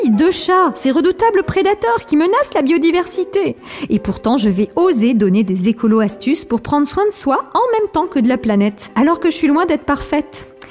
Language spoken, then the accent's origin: French; Alsace, Grand Est, France; je suis alsacienne